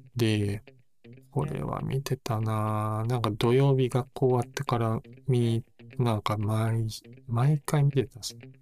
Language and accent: Japanese; Kansai, Japan